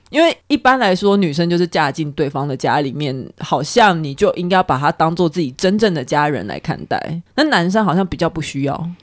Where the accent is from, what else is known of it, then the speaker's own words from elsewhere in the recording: Taiwan; 可能像呃我们台湾人华人习俗结婚